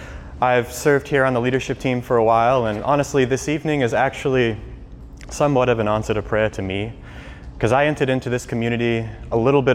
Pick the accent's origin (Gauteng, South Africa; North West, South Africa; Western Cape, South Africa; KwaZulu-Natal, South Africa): Western Cape, South Africa; Cape Town; also born or lived in St. Louis, United States; now in Kansas City, United States; I actually was born in St. Louis, but my family are missionaries in Cape Town, South Africa. So I grew up in Southern Africa, moving around a lot, and ended up coming back here to the US for college